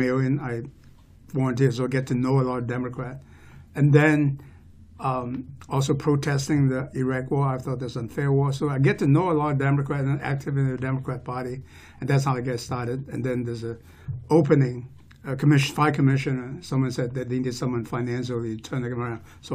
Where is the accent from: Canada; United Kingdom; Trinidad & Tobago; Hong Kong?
Hong Kong; also born or lived in Oregon, United States / Bay Area, California, United States; now in Snohomish County, United States; I was born and raised in Hong Kong. My family immigrated here in 1972.